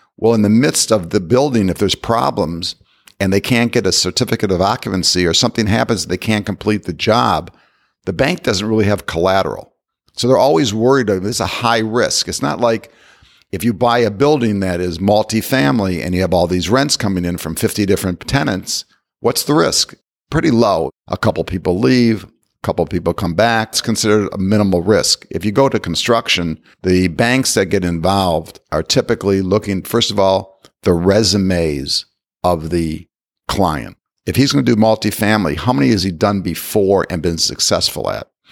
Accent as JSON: {"language": "English", "region": "Ohio", "country": "United States", "tie": "born or raised there", "said": "I grew up in Ohio"}